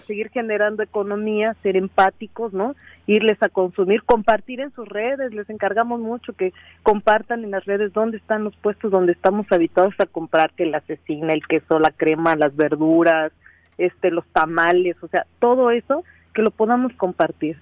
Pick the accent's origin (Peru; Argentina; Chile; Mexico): Mexico; Cuautla, Morelos; soy de Cuautla